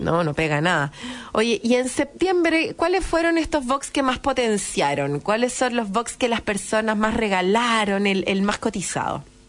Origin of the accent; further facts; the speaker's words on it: Chile; si somos chilenos